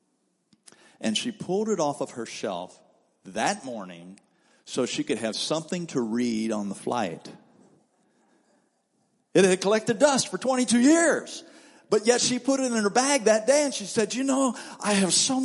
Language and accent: English; Cincinnati, Ohio, United States; moved away; That's my hometown. That's where I'm from. My brother pastors a church there.